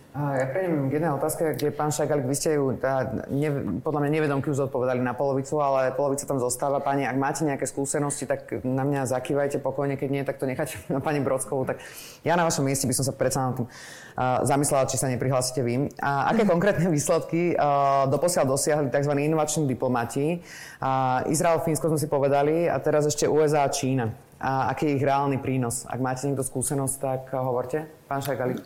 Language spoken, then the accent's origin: Slovak; Žilina, Žilina Region, Slovakia; ja som zo Žiliny